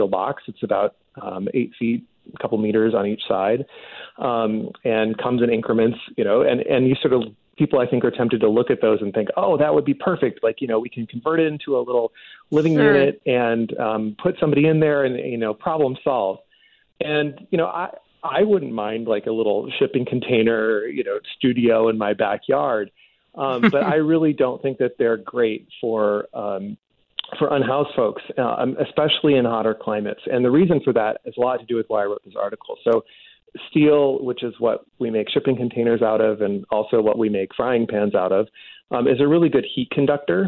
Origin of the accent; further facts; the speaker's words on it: Chicago, Illinois, United States; moved away; also born or lived in Arizona; I grew up in Chicago in the U.S., and it's cold there in the winter, and it's real hot there in the summer